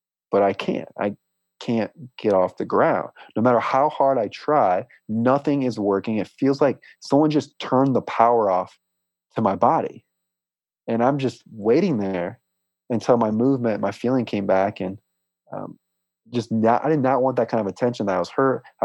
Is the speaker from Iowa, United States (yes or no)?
yes; Des Moines, Iowa, United States; now in Port St. Lucie, United States; I was born in Des Moines, Iowa